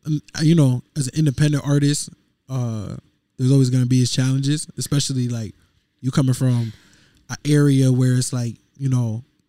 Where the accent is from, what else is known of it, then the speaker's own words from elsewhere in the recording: Stratford, Connecticut, United States; I'm from Stratford, Connecticut.